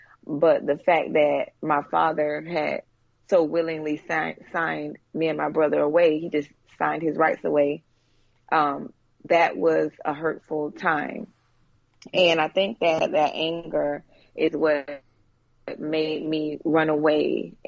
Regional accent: Ventura, California, United States; I was raised in California, in Ventura. I was born in California. Okay. I was born in Ventura, California. My dad, he was in the Navy, so we moved around quite a lot.

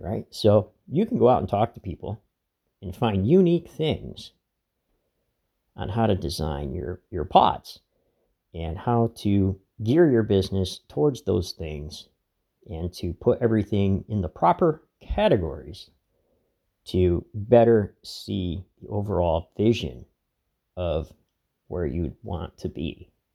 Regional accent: Laceyville, Pennsylvania, United States; my hometown, Lacyville

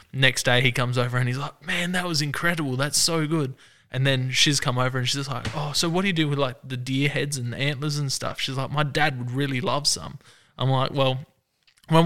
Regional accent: Adelaide Hills, South Australia, Australia; I grew up in the Adelaide Hills, moved down with my wife to her house down in the suburbs

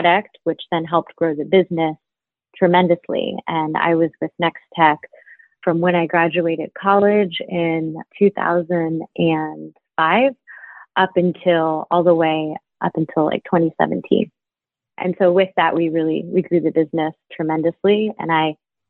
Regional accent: Dayton, Ohio, United States; moved away as an adult; also born or lived in New York; I was born in Dayton, Ohio, and spent majority of my early years and into early adulthood in the Midwest in Ohio

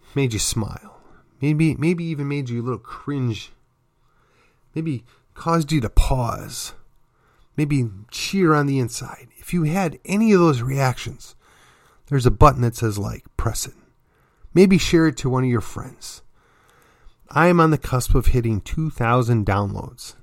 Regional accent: McKinney, Texas, United States; my hometown of McKinney, then in my county, Collin County, and then ultimately the state of Texas

